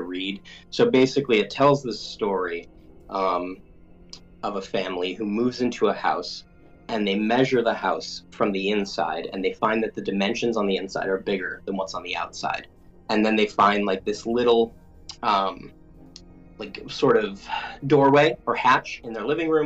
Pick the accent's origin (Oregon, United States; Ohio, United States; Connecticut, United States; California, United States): Connecticut, United States; I grew up in Connecticut, and that's where they were based